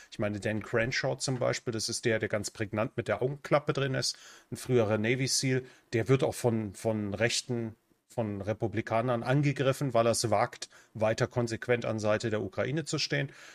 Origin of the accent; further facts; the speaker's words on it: Germany; moved away as an adult; now in Central America; Ich bin und bleibe Deutscher